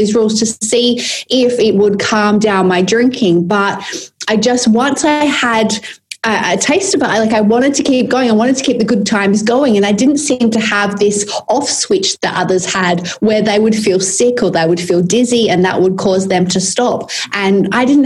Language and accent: English; Perth, Western Australia, Australia; moved away as an adult; also born or lived in London / Sydney; I came to live back in my hometown of Perth